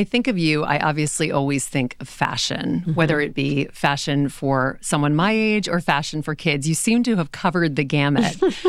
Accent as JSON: {"language": "English", "region": "Louisiana", "country": "United States", "tie": "born or raised there", "lives_now": "New York, United States", "said": "I grew up in Louisiana and I love having grown up there. I feel like that's so much a part of who I am."}